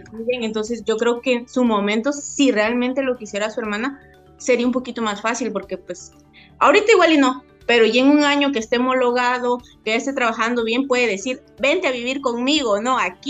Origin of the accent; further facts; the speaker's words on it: Mexico; como mexicanos